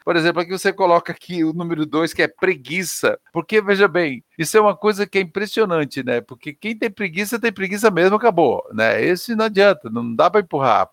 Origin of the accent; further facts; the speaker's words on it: Santa Catarina, Brazil; moved away; Eu sou de Santa Catarina